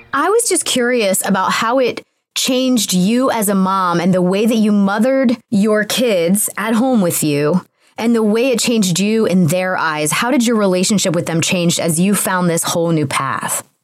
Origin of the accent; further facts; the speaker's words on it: Atlanta, Georgia, United States; moved away as an adult; also born or lived in Los Angeles; I'm from Atlanta, Georgia.